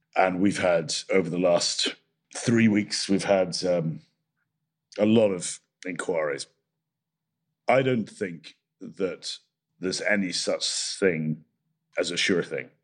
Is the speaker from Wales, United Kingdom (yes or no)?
no; Scotland, United Kingdom; I'm Scottish